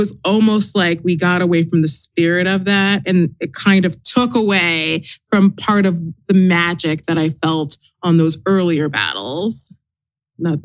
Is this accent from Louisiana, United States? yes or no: no; New Jersey, United States; accent: New Jersey; my New Jersey accent